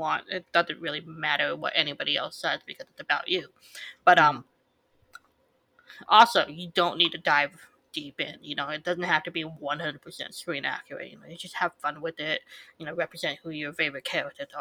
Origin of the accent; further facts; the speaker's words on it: United States; I'm Asian American